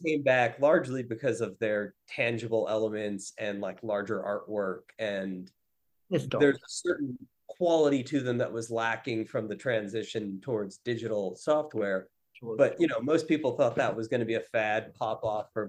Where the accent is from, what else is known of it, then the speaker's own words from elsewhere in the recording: Western Pennsylvania, United States; now in Brooklyn, United States; I'm from the Western Pennsylvania area